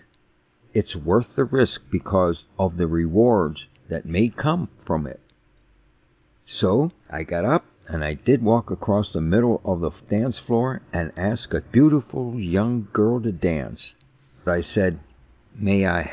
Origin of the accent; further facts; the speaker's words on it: New Kensington, Pennsylvania, United States; I grew up in New Kensington, a small town 18 miles north of Pittsburgh on the Allegheny River